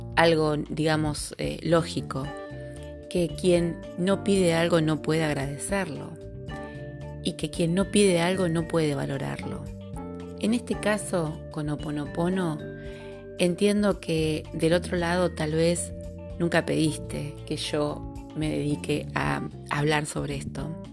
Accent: Río de la Plata, Argentine Patagonia, Argentina; accent: rioplatense; identificarás mi dicción con la dicción rioplatense. Desde la Patagonia Argentina te acompaño en este camino

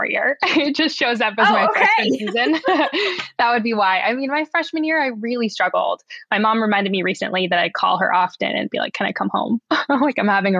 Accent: Southern California, United States; moved away as an adult; also born or lived in Bay Area, California; now in Oregon, United States; I grew up in Southern California

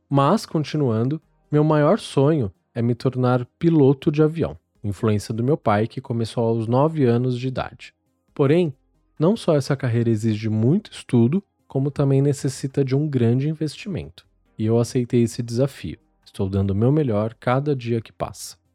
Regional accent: Anápolis, Goiás, Brazil; sou de Anápolis, Goiás.

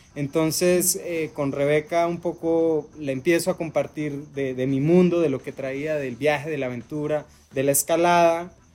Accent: Mexico; que nos arraiga a nuestro país, a nuestro territorio, a, a nuestra cultura

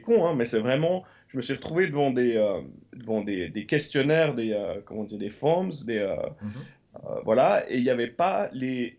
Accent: Lausanne, Vaud, Switzerland; moved away as an adult; also born or lived in London; now in Los Angeles, United States; j'ai grandi à Lausanne et autour de Lausanne comme enfant, donc dans les années 80.

